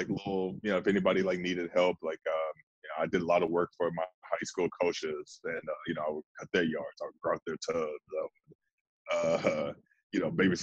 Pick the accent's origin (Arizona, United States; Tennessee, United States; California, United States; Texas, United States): Texas, United States; Houston; I'm from Houston